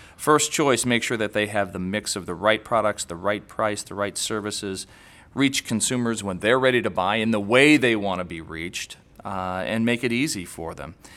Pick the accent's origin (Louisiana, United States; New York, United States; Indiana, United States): Indiana, United States; we're both from Indiana